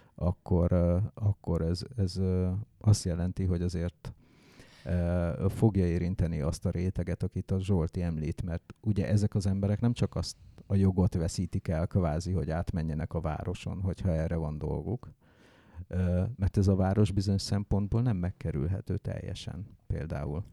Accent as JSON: {"language": "Hungarian", "country": "Hungary", "tie": "born or raised there", "said": "én bár vidéki gyerek vagyok"}